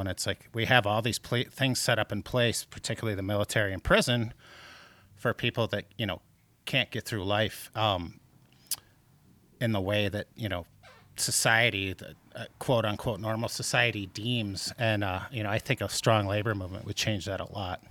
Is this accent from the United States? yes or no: yes; outside Detroit, Michigan, United States; I grew up outside Detroit